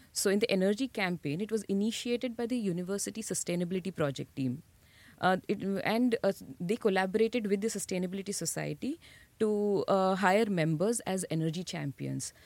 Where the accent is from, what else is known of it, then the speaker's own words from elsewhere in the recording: Mumbai, Maharashtra, India; moved away as an adult; now in Bradford, United Kingdom; I'm born and brought up in Mumbai